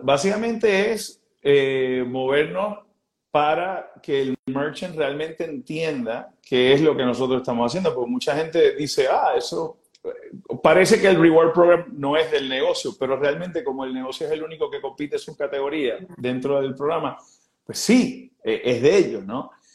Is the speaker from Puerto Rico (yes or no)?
yes; Puerto Rico; nosotros como puertorriqueños